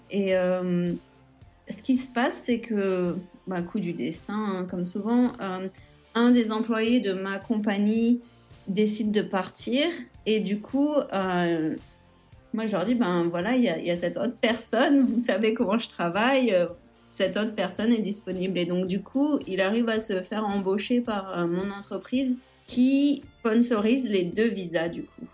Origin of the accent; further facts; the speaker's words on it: Nice, Provence-Alpes-Côte d'Azur, France; moved away as an adult; also born or lived in Florida, United States / Idaho, United States; now in Anchorage, United States; Je suis originaire de Nice en France et euh, j'habite aux États-Unis, ça va faire bientôt 9 ans